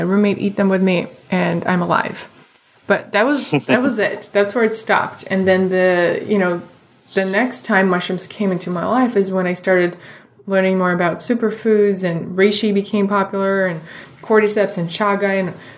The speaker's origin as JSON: {"language": "English", "region": "Moscow", "country": "Russia", "tie": "born or raised there", "moved": "yes", "said": "I grew up in Moscow in Russia"}